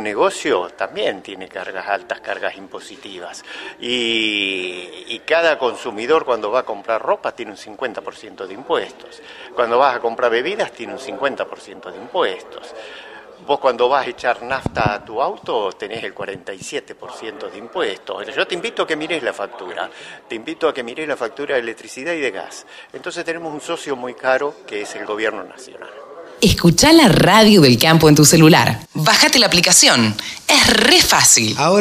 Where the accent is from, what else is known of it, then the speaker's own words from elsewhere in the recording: Buenos Aires Province, Argentina; soy bonaerense